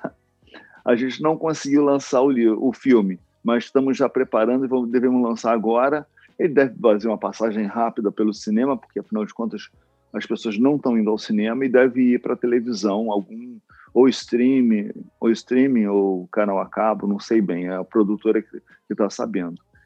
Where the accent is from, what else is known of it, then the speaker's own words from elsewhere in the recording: Rio de Janeiro, Brazil; eu nasci e fui criado na Vila da Penha, no, aqui no subúrbio do Rio de Janeiro